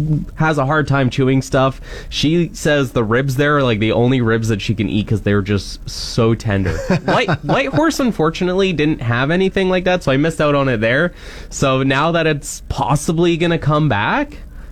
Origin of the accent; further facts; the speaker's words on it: Cambridge, Ontario, Canada; moved away; also born or lived in Whitehorse; I lived back in Cambridge in my hometown.